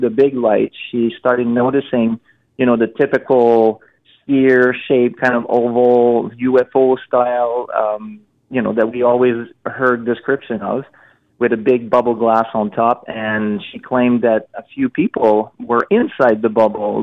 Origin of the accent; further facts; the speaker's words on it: Montreal, Quebec, Canada; I'm from Montreal